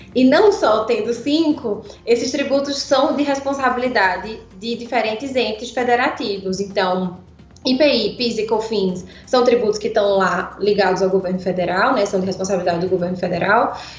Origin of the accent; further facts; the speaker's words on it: Pernambuco, Brazil; accent: pernambucano; moved away as an adult; now in São Paulo, Brazil; Esse sotaque, né? É de claramente um sotaque pernambucano. Eu moro em São Paulo há seis anos, né? Mas vivi minha vida quase toda em Pernambuco